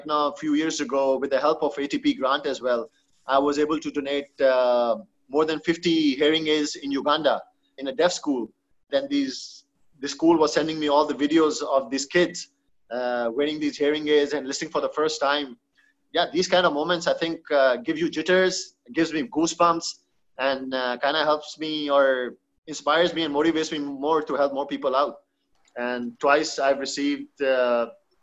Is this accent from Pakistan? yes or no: yes; Pakistan; being a Pakistani, being a Muslim